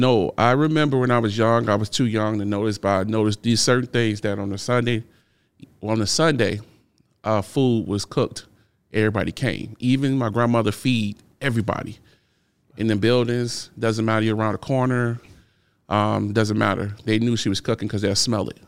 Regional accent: Chicago, Illinois, United States; I grew up in Chicago. So in, in thirty-fifth and Federal

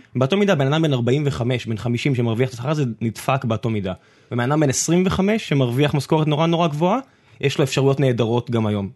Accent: Beersheba, Southern District, Israel; moved away; אני אז גדלתי בבאר שבע

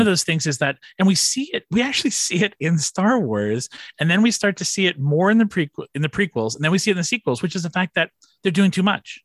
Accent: Long Island, New York, United States; I grew up here on Long Island

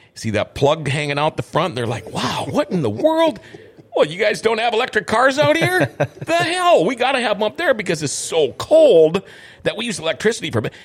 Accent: Minnesota, United States; moved away as an adult; also born or lived in California; I, I moved out to California back in uh, the '80s, and uh, people are like, "Where are you from? Canada?" I'm like, "No, I'm from Minnesota."

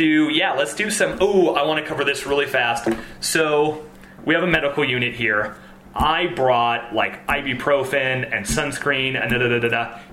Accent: Minnesota, United States; moved away; I was born in Minnesota.

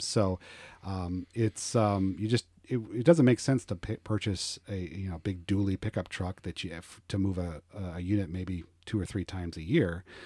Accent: Colorado, United States; moved away as an adult; also born or lived in Roswell, Georgia / Blue Ridge, Georgia; now in Georgia, United States; I am originally from Colorado

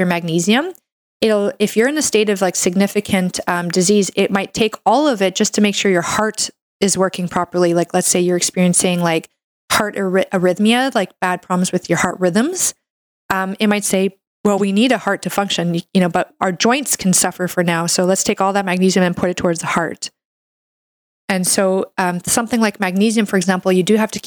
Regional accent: Canada; I'm a Canadian medical doctor

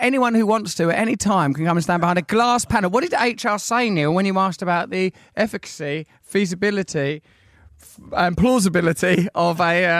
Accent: Sidcup, London, United Kingdom; That's what I always used to say when I was a little girl growing up in Sidcup

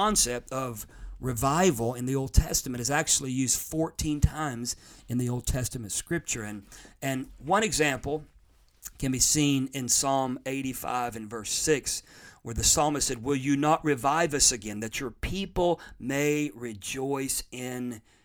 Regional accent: United States; I'm an American. I live in America

